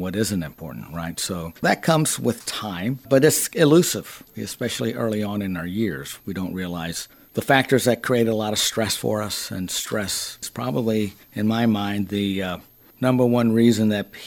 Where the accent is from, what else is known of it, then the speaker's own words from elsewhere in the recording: Texas, United States; moved away; I am originally from Texas